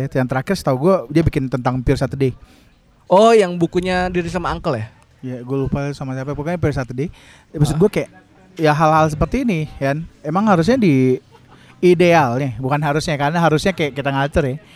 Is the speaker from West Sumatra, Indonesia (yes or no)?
yes; Painan, West Sumatra, Indonesia; now in Bandung, Indonesia; gue gue asal gue dari Painan Sumatera Barat uh. cuma ketika gue di kota ini ya sulit lah nggak jatuh cinta sama Bandung gitu ya